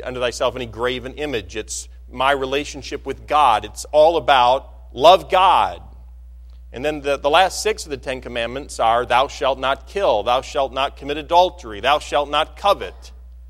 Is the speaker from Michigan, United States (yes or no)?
yes; Michigan, United States; I'm from Michigan